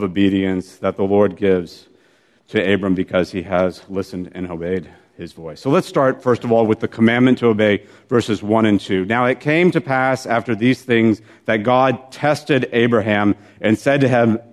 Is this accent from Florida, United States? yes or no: yes; Florida, United States; I'm from Florida